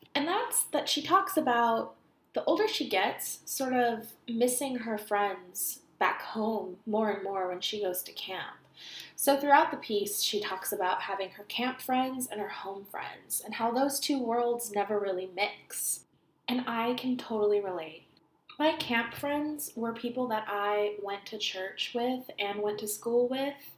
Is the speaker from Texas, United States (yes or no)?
no; California, United States; Growing up in California, in a place where it doesn't snow regularly